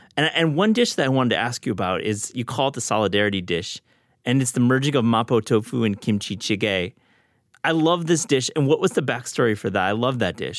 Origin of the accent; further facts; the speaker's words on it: Kalamazoo, Michigan, United States; I grew up in Kalamazoo